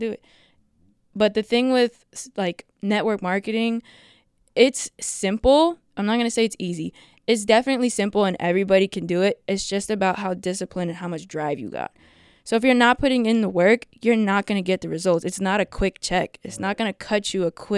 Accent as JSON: {"language": "English", "town": "Houston", "region": "Texas", "country": "United States", "tie": "born or raised there", "also_born_or_lived": "Secaucus, New Jersey", "moved": "as an adult", "lives_now": "upstate New York, United States", "said": "when I was about 3 or 4 years old, I moved to Houston, Texas"}